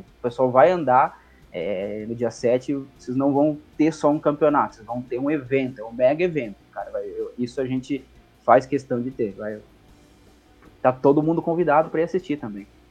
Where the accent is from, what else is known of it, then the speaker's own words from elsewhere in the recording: Coronel Vivida, Paraná, Brazil; moved away; minha cidade natal lá no Paraná se chama Coronel Vivida